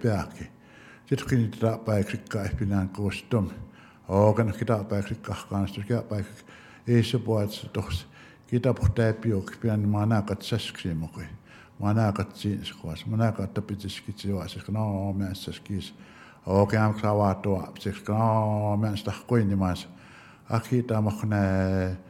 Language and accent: English; Blood Indian Reserve, Alberta, Canada; first language Blackfoot; English is a second language; I'm from the Blood Indian Reservation, and my ancestor is Meat Gates